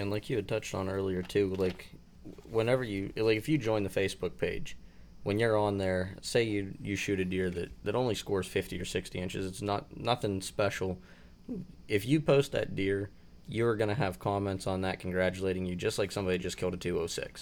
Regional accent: Pennsylvania, United States; my home state

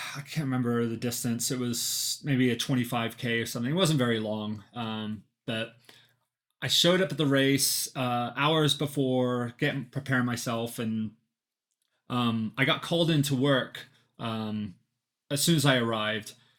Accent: Flagstaff, Arizona, United States; I'm from Flagstaff, Arizona

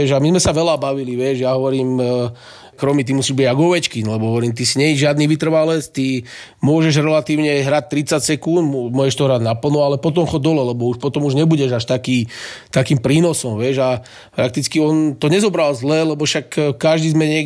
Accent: Slovakia

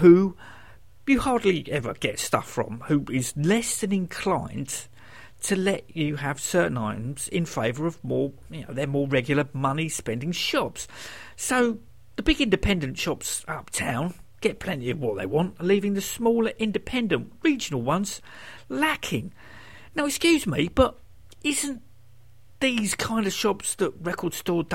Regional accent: United Kingdom; I'm British

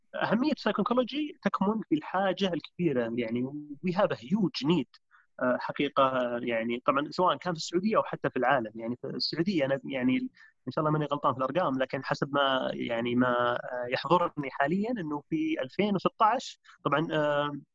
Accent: Riyadh, Riyadh Province, Saudi Arabia; also born or lived in Canada; انا شاب سعودي عمري 34 آه، سنه نشات وترعرعت في في الرياض

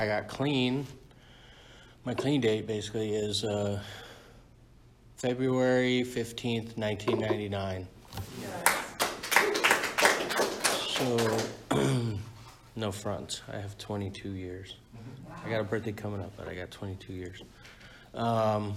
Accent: San Diego, California, United States; I was born and raised in San Diego

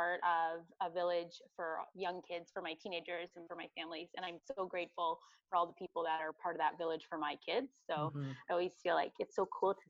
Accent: Midland, Ontario, Canada; So I'm born and raised in Midland. I grew up in Midland.

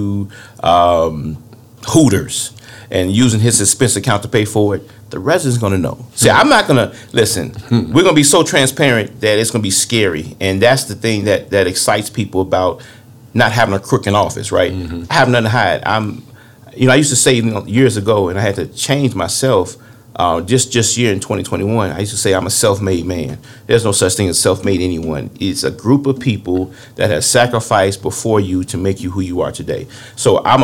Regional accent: Harvey, Illinois, United States; When I grew up in Harvey back in the 70s and 80s, we didn't even lock our front door or back door

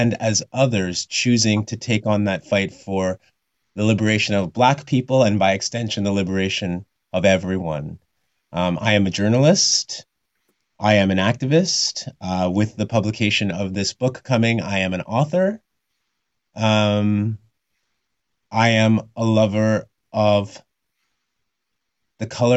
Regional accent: Red Deer, Alberta, Canada; I was born in Red Deer, Alberta in 1982

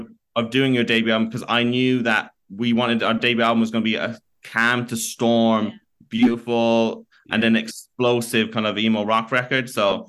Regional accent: County Kerry, Ireland; we're from Kerry in County Kerry in Ireland. And we had people chanting Kerry as we're walking out in Germany.

